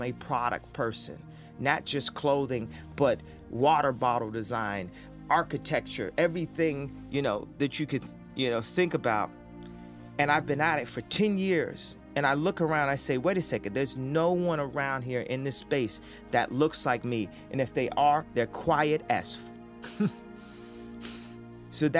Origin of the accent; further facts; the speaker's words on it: Chicago, Illinois, United States; never think that I'm not from Chicago for one second